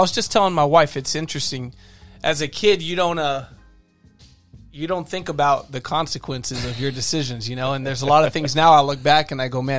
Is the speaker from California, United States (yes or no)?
yes; El Monte, California, United States; I grew up in El Monte